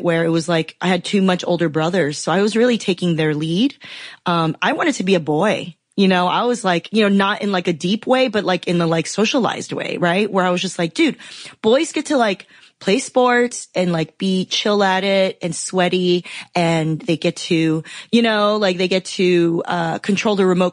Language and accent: English; Los Angeles, California, United States; also born or lived in Taiwan / Philadelphia; I grew up in Southern California. I grew up in the Los Angeles area